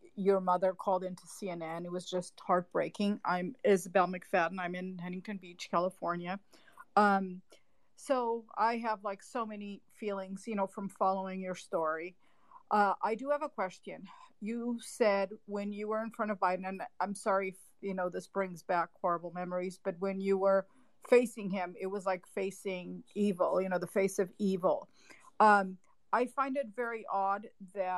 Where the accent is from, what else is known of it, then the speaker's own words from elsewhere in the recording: Portugal; I'm Portuguese. I'm from Portugal